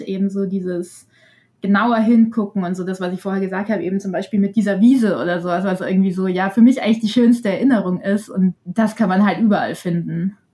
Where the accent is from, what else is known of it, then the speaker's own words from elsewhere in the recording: Bavaria, Germany; ich komme ja selber auch aus Bayern